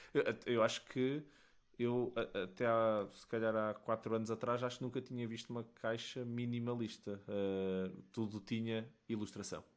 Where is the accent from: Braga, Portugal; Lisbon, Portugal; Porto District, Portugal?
Porto District, Portugal; Matosinhos; eu sou de Matosinhos